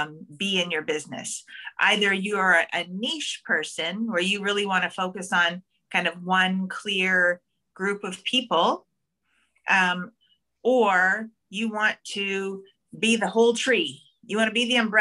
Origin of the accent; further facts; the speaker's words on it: Toronto, Ontario, Canada; I'm from Scarborough too